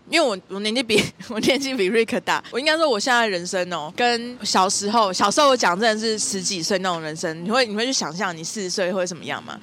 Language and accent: Chinese; southern Taiwan, Taiwan; moved away; 因为我是从南部来嘛，我是南部小孩